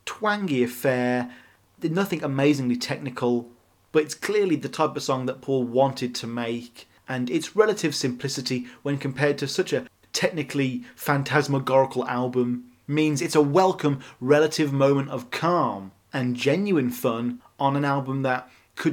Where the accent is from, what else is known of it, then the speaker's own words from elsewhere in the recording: United Kingdom; as a British millennial